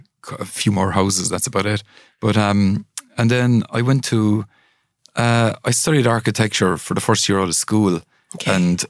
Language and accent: English; Milltown Malbay, County Clare, Ireland; moved away; also born or lived in Italy; Okay, I grew up in West Clare in a town called Milltown Malbay. It's kind of very famous for traditional Irish music, etc.